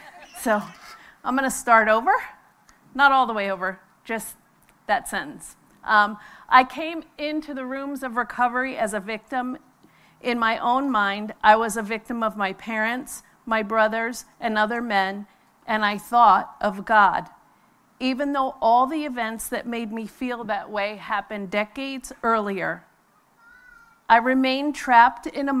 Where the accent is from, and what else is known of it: New York, United States; born or raised there